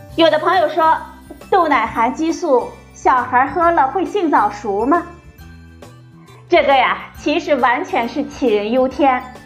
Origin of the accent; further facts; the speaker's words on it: China; 我们中国人